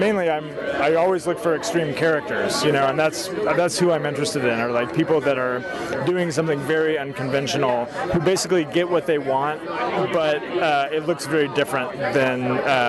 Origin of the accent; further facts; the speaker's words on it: Oklahoma, United States; moved away as an adult; also born or lived in Kansas; now in Austin, United States; I grew up in Oklahoma, but then went to the University of Kansas and studied filmmaking there, and then with a few exceptions, have basically been in Austin, Texas ever since